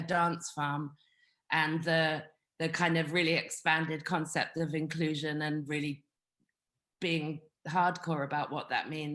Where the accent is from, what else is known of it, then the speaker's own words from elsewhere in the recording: London, United Kingdom; now in Portugal; I am from London, but I'm in Portugal